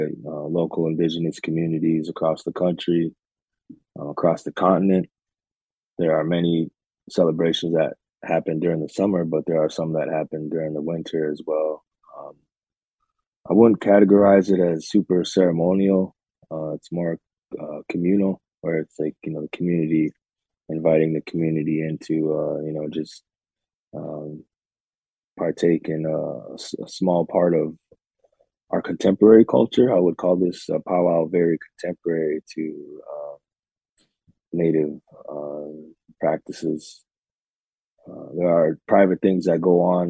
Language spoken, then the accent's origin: English; Minneapolis, Minnesota, United States; moved away as an adult; also born or lived in Red Lake Reservation, Minnesota; now in Oneida Reservation near Green Bay, United States; I'm from Minneapolis, Minnesota, but I currently reside just outside of Green